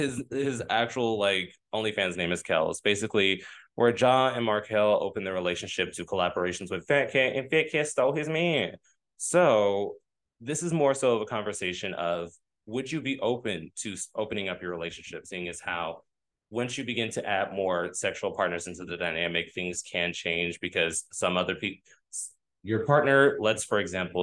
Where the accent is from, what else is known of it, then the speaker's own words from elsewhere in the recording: the South, United States; I'm from the South